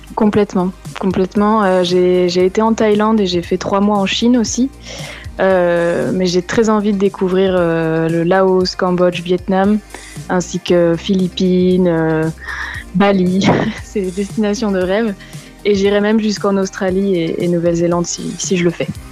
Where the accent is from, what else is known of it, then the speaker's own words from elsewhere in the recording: France; on est français